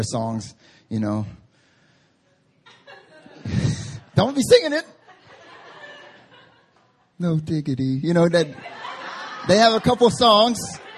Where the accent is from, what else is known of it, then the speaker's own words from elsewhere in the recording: North Carolina, United States; now in Seoul, South Korea; I grew up in North Carolina